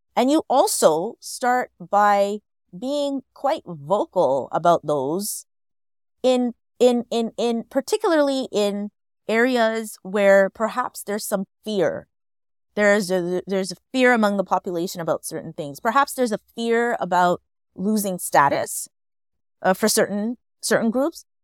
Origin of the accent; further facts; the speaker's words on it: Montreal, Quebec, Canada; I grew up in Montreal.